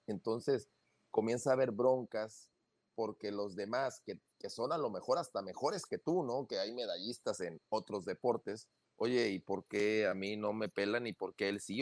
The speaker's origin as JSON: {"language": "Spanish", "region": "northern Mexico", "country": "Mexico", "said": "nosotros que somos norteños"}